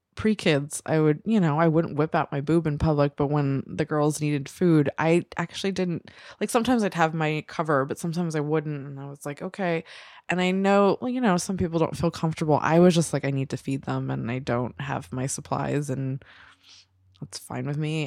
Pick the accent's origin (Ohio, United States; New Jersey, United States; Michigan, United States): New Jersey, United States; I grew up in New Jersey and we had sex ed